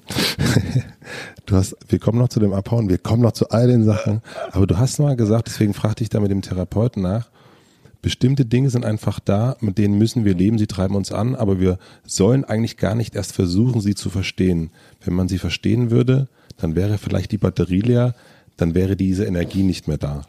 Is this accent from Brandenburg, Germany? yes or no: yes; southern Brandenburg, Germany; ich bin auf dem Dorf groß geworden in, in, in Südbrandenburg